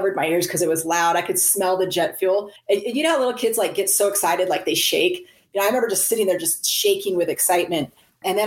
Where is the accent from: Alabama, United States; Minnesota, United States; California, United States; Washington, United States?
California, United States; Central; I was born in Central California